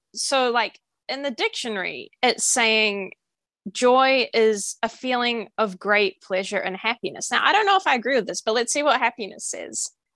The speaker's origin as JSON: {"language": "English", "country": "New Zealand", "said": "I'm from New Zealand"}